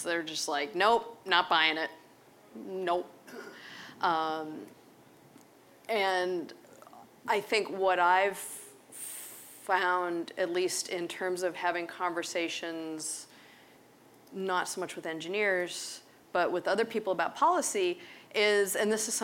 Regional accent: Pittsburgh, Pennsylvania, United States; I grew up in Pittsburgh

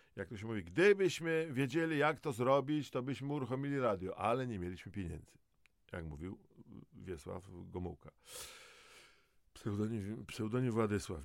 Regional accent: Dąbrowa Górnicza, Silesian Voivodeship, Poland; Ja jako Gorol z Dąbrowy Górniczej

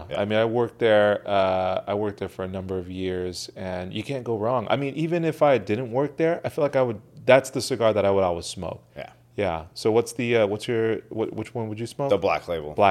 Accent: Orange, California, United States; born or raised there

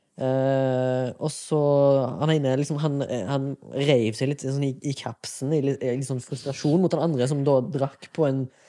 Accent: Haugesund, Rogaland, Norway; moved away; Jeg var hjemme i Haugesund

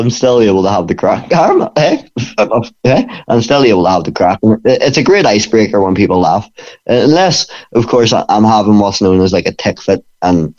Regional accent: Bangor, Northern Ireland, United Kingdom; it's in my hometown, and it's the only gym in Bangor for MMA

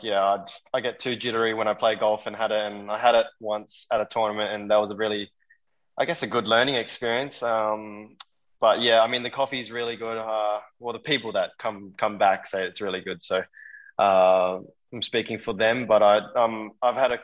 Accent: Australia; we're both Australian

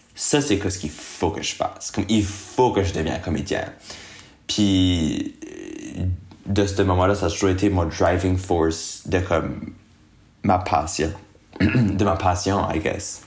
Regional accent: Moncton, New Brunswick, Canada; moved away as an adult; now in Montreal, Canada; je viens de Moncton, qui est une ville au Nouveau-Brunswick. C'est une, euh, une petite ville, you know, c'est quand même une petite ville. Euh, j'ai resté là pour mes premiers 22 ans de ma vie

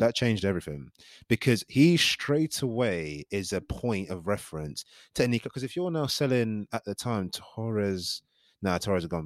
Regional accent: Nigeria; I'm Nigerian

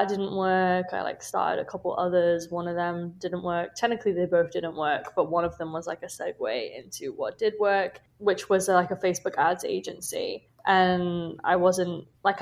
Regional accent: United Kingdom; moved away as an adult; now in Chicago, United States; as you can probably tell from my accent, I'm from the UK.

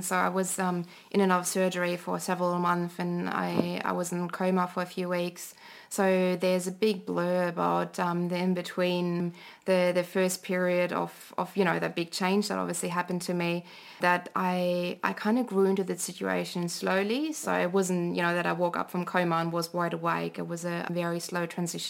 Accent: Germany; English is a second language; moved away as an adult; now in Canberra, Australia; growing up in Germany

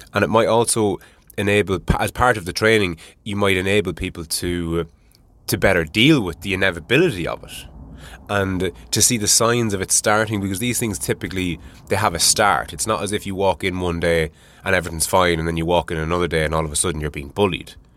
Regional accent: Ireland; I'm Irish

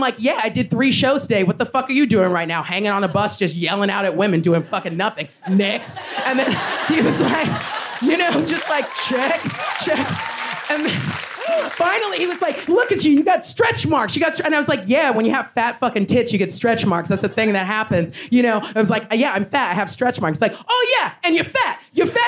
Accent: United States; as an American

